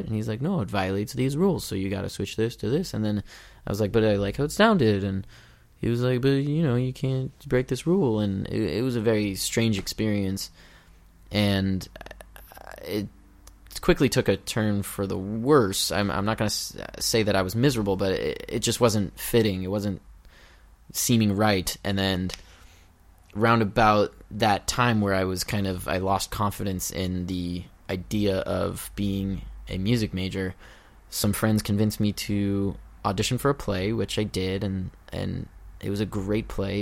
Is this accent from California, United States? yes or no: yes; Los Angeles, California, United States; I was born and raised in Los Angeles, right here